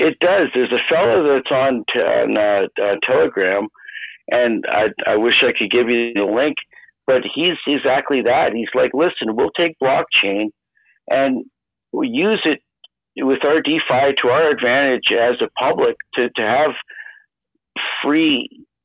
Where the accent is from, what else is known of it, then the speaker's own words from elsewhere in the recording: Canada; I so appreciate as a Canadian